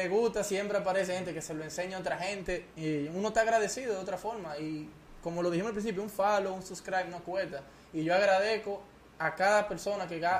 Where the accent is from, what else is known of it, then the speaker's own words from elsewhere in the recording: Puerto Rico; moved away; Yo nací en Puerto Rico. Y, yo voy mucho a Puerto Rico y, tengo familia